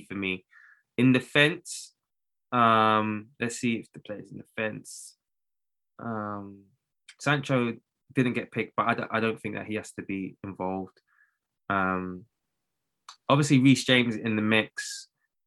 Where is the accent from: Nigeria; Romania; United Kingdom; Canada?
Nigeria; I'm Nigerian